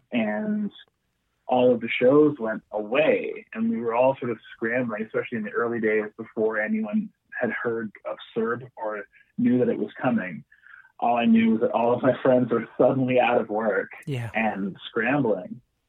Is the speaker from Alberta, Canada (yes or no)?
no; Vancouver, British Columbia, Canada; born there; So I was born in Vancouver. And my family moved away. I moved back at the end of 2009.